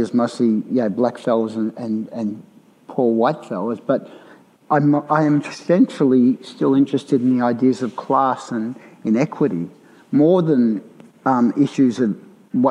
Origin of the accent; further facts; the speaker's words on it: Melbourne, Victoria, Australia; I grew up in Fitzroy in the 60s